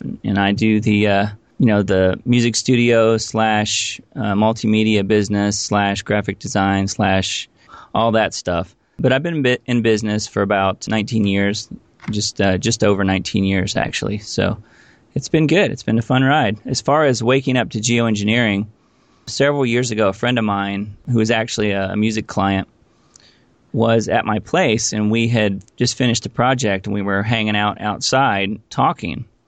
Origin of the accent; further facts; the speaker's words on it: Indiana, United States; moved away as an adult; also born or lived in Los Angeles; I actually grew up in Indiana.